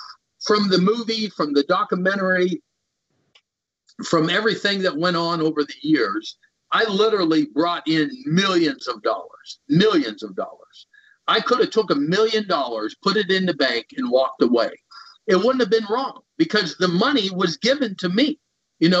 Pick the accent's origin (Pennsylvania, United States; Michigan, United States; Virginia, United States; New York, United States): Pennsylvania, United States; Central City; also born or lived in North Dakota / Minnesota / Kentucky / Florida; I lived in Minnesota, North Dakota. I was born in North Dakota. We always had our roots. Our home was always here in Pennsylvania in a rural area, Central City.